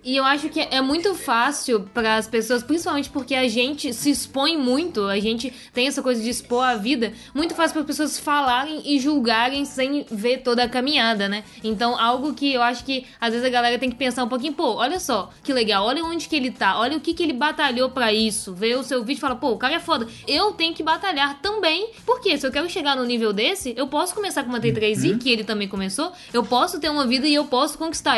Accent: Belo Horizonte, Minas Gerais, Brazil; A gente é de Belo Horizonte, a gente ama a nossa cidade.

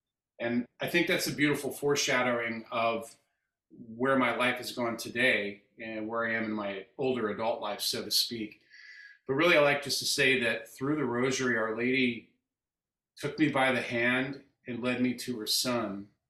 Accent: Kansas City, Missouri, United States; I'm from Kansas City, Missouri

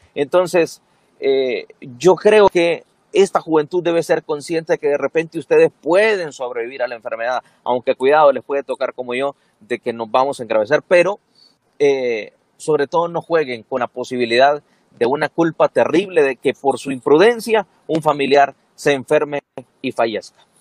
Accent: Siguatepeque, Comayagua, Honduras; also born or lived in Ceguaca, Santa Bárbara; yo nací en Cehuaca, pero crecí en Cihuatepeque

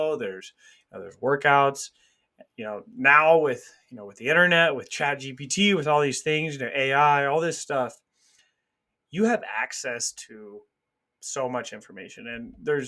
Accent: Kansas City, Missouri, United States; I grew up in Kansas City. I live a couple hours away from there now

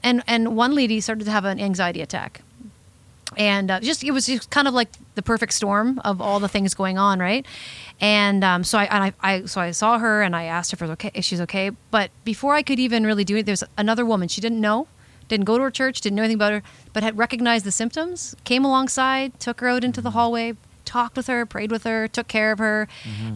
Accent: Sarnia, Ontario, Canada; moved away as an adult; her and I grew up in the Sarnia area together

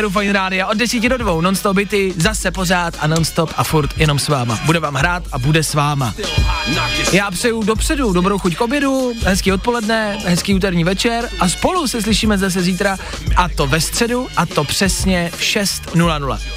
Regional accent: Říkovice, Olomouc Region, Czechia; Z Říkovec.

